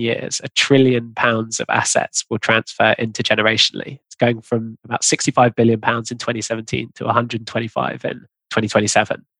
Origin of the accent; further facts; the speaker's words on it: London, United Kingdom; I grew up in London